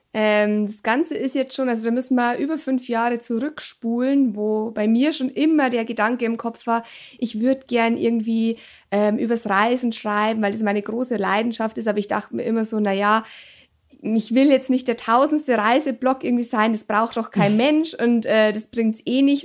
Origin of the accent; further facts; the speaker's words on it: Germany; bei uns in Deutschland